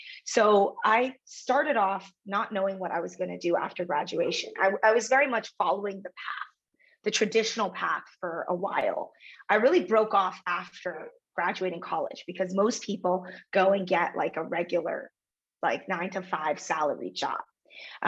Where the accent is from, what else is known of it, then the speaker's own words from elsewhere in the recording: United States; growing up in America as daughter of an immigrant